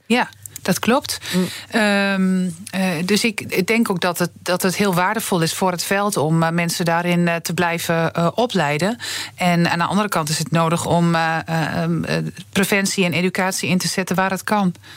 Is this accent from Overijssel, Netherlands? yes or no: yes; Twente, Overijssel, Netherlands; ik kom uit Twente